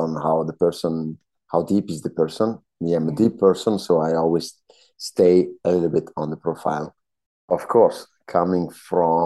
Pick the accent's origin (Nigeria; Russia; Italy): Italy; Northern Alps, northern Italy; English is a second language; moved away as an adult; also born or lived in Vancouver, Canada; now in Montreal, Canada; From the Northern Alps, from a small town in the Northern Alps in Italy